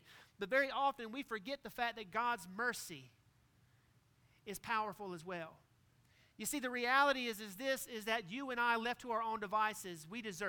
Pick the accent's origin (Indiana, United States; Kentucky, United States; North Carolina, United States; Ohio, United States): North Carolina, United States; Greenville; Growing up in Greenville, North Carolina, barbecue was always Parker's Barbecue